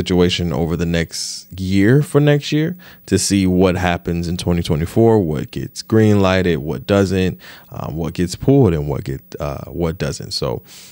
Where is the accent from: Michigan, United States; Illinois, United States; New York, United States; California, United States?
Michigan, United States; Detroit; I'm from Detroit, so UAW and automakers and auto workers is the fabric